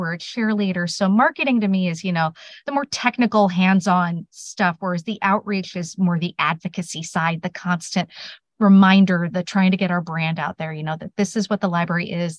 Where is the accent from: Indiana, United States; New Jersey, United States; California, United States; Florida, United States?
Indiana, United States; South Bend; I was actually born in Indiana, so close.